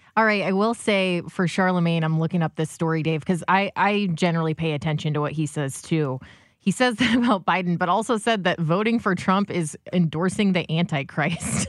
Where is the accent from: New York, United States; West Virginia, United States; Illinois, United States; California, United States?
Illinois, United States; Alton; also born or lived in Grafton; growing up in Grafton and Alton